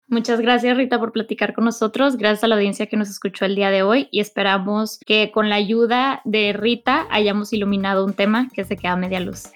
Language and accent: Spanish; Ciudad Juárez, Chihuahua, Mexico; also born or lived in Boston; Yo soy de Ciudad Juárez